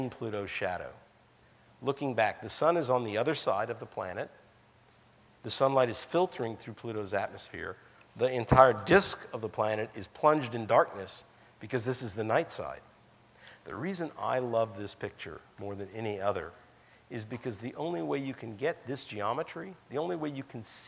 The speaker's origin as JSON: {"language": "English", "region": "Colorado", "country": "United States", "said": "my home state of Colorado"}